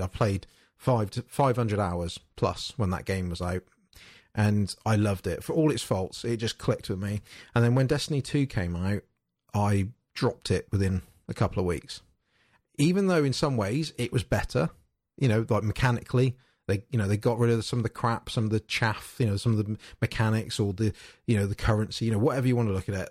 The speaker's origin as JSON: {"language": "English", "country": "United Kingdom", "said": "being British"}